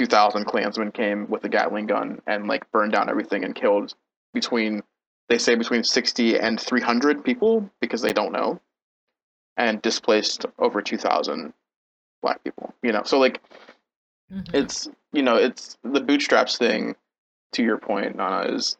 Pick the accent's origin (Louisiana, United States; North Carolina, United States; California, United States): North Carolina, United States; like literally, born and raised in North Carolina